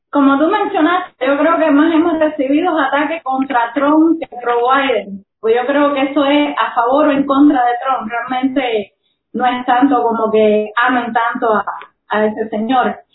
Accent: Cuba; no solamente de nosotros como cubanos

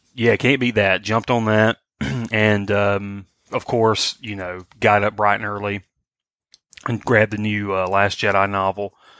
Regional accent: Swainsboro, Georgia, United States; I was in my hometown. I was in Swainsboro

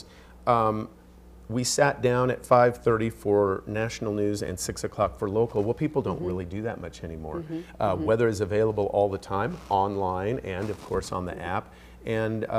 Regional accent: Belleville, Kansas, United States; moved away as an adult; now in Missoula, United States; my hometown of Belleville, Kansas

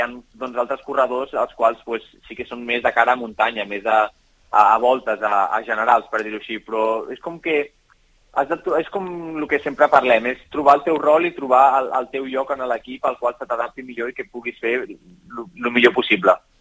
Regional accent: Catalonia, Spain; som molts catalans

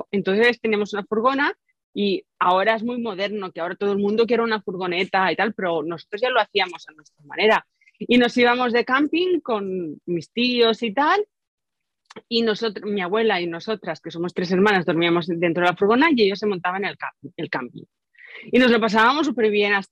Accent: Guadassuar, Valencian Community, Spain; Yo soy de Guadasuar.

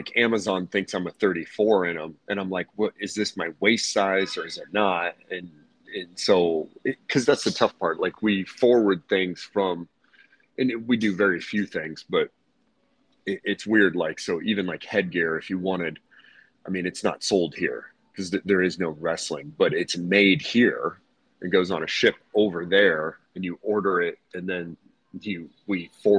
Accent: Hershey, Pennsylvania, United States; I'm from Hershey, PA, brother. Born and bred.

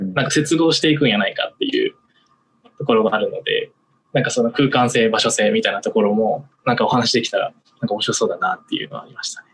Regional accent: Miyazaki, Japan; 僕、実は宮崎出身

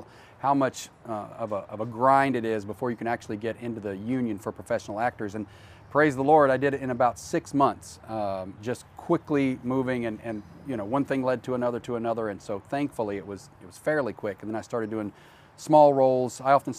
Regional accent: Grundy, Virginia, United States; moved away as an adult; also born or lived in Washington, D.C. / West Coast; I grew up in a tiny little coal mining town in Southwest Virginia. I have to say it slowly so it doesn't confuse Southern West Virginia with Southwest Virginia. So near the Virginia-Tennessee border, a little tiny town called Grundy, Virginia. Very small

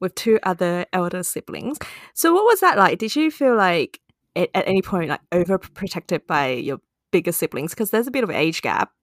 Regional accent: Hong Kong; moved away; my childhood growing up. in Hong Kong

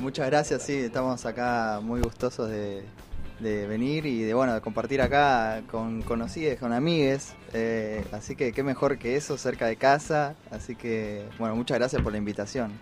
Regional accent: Munro, Buenos Aires Province, Argentina; somos del barrio, después nos dimos cuenta, somos los dos de Munro

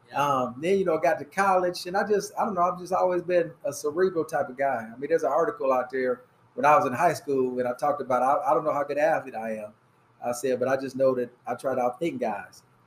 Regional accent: Fort Wayne, Indiana, United States; I'm from Fort Wayne

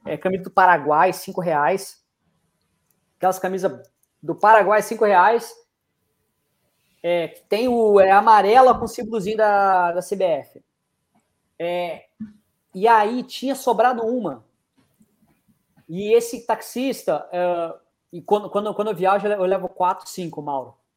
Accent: Brazil; sou brasileiro

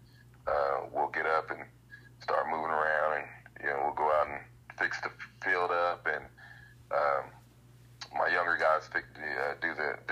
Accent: Seminole, Oklahoma, United States; I grew up in Seminole

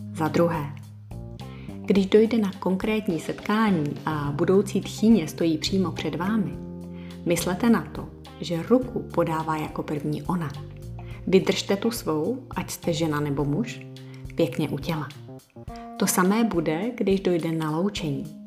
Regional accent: Bohemia, Czechia; u nás v Čechách

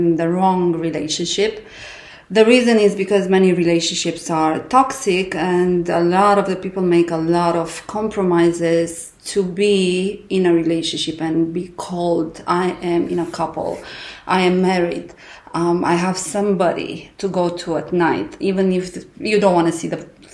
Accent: Romania; moved away as an adult; now in Abu Dhabi, United Arab Emirates; I live in Abu Dhabi. I'm from Romania

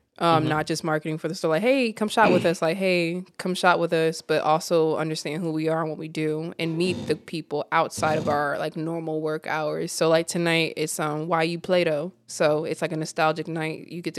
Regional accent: Cleveland, Ohio, United States; also born or lived in Virginia; I'm originally from Cleveland, but military brat, so we just been jumping.

